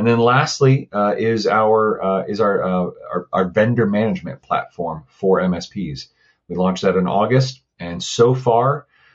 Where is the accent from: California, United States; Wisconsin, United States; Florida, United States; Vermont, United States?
Florida, United States; also born or lived in Pensacola, Florida; I am from Florida